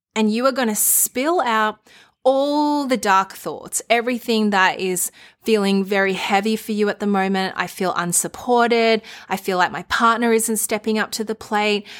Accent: Melbourne, Victoria, Australia; my hometown

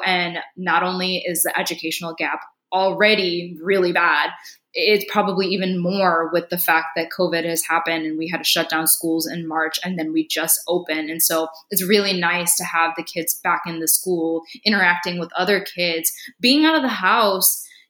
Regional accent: India; no, I'm Indian from India. My parents are from India, things like that.

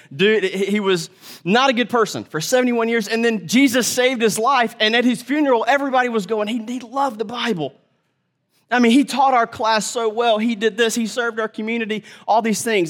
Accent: United States; as modern American people

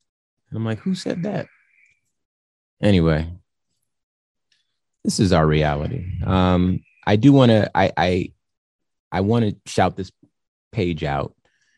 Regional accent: California, United States; I'm from California

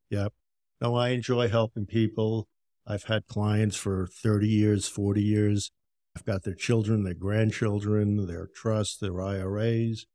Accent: Yonkers, New York, United States; moved away as an adult; also born or lived in Tampa, Florida; now in Florida, United States; I grew up in Yonkers, New York

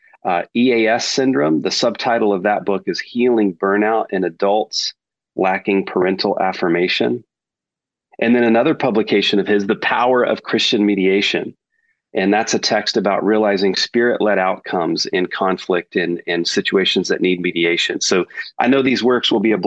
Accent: Texas, United States; accent: Texas; my Texas accent

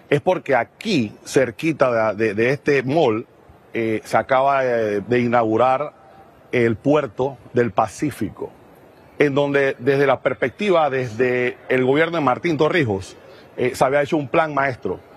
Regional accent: Panama; yo creo que debemos empezar a creer nosotros mismos como panameños en el país que tenemos

